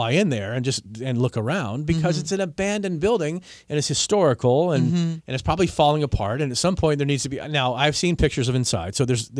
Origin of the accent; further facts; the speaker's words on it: Washington, District of Columbia, United States; because I grew up in Washington, D.C.